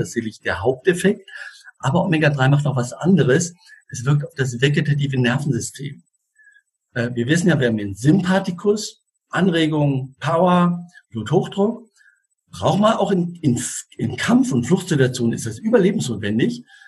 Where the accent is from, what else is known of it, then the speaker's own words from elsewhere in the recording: Switzerland; ich komme ja aus der Schweiz und der kleine Ort Einsiedeln ist 25 Kilometer Luftlinie von mir entfernt